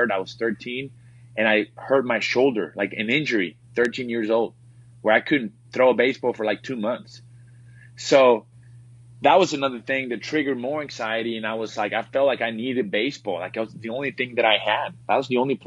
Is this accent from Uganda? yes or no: no; Reynosa, Tamaulipas, Mexico; moved away; I grew up, born and raised in Mexico, small town in, Reynosa, Mexico, a border town.